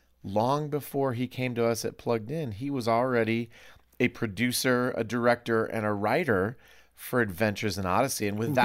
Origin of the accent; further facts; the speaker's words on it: Iowa, United States; But I'm from Iowa, okay. So I say primer.